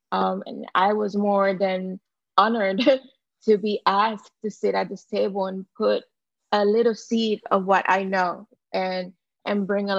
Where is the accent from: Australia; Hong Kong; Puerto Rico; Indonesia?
Puerto Rico; moved away as an adult; also born or lived in Delaware; I was born and raised in Puerto Rico